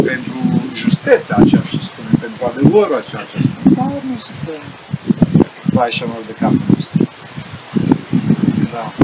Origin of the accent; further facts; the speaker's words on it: Arad, Arad County, Romania; Deci Sfântul Roșmân, eu sunt din Arad, da?